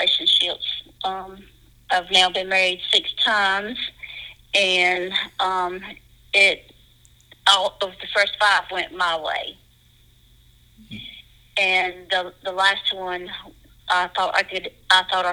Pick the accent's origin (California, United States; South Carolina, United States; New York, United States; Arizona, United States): South Carolina, United States; Dacusville; also born or lived in Pickens, South Carolina; I was born in Pickens County in Pickens, South Carolina. I grew up in a small place, and it's called Dacusville, South Carolina.